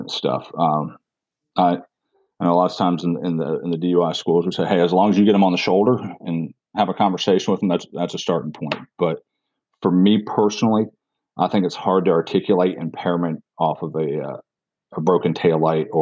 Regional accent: Pennsylvania, United States; now in South Carolina, United States; I'm originally from Pennsylvania.

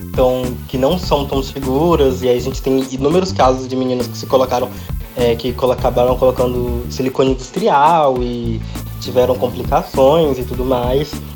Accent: Mato Grosso, Brazil; eu sou do Mato Grosso

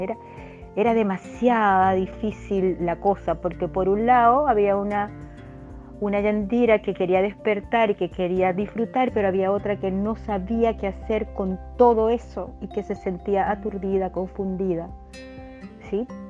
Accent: Venezuela; en mi país, en Venezuela

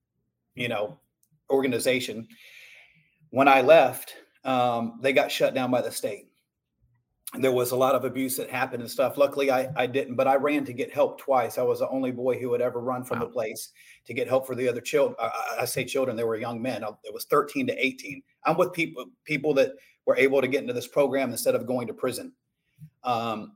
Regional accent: Shalimar, Florida, United States; I was born and raised in Chalamar, Florida, which is right near Destin, Florida, and Santa Rosa Beach

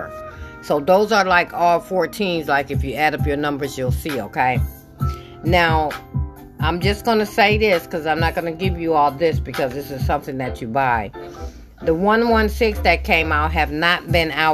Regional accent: Michigan, United States; I'm from Michigan.

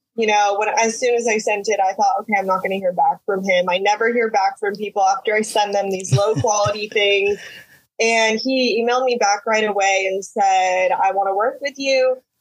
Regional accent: Texas, United States; also born or lived in Houston, Texas / Utah / Mexico City / Washington; we moved back to Texas, and I've been here ever since I was nine

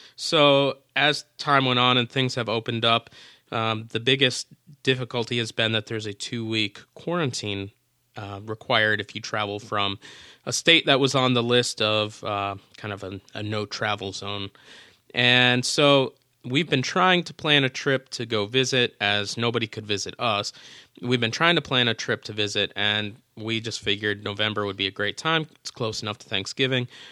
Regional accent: Minnesota, United States; moved away; also born or lived in Baton Rouge, Louisiana; though I lived there for fifteen years, I was born and raised in Minnesota. I was a transplant

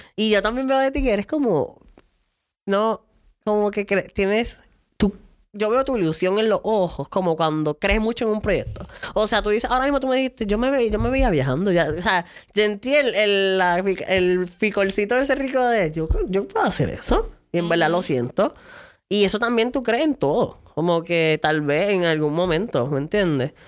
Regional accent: San Lorenzo, Puerto Rico; Vengo de San Lor del pueblo de San Lorenzo

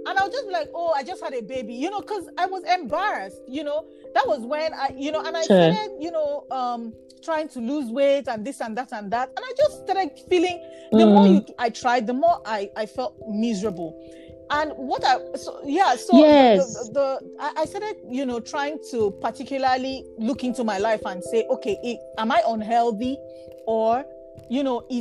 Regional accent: Bayelsa, Nigeria; I'm from Bayelsa State, and my tribe is Nembe, and in my language

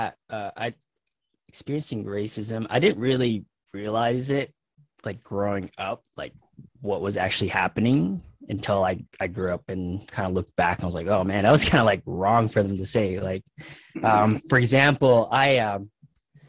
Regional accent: Sioux Falls, South Dakota, United States; moved away as an adult; also born or lived in Brookings, South Dakota; now in Australia; I grew up in Sioux Falls in such a small town

